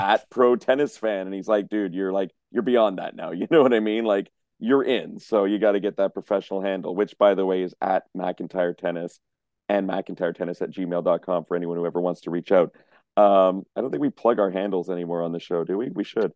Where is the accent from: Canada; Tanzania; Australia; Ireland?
Canada; Montreal, Quebec; moved away; my hometown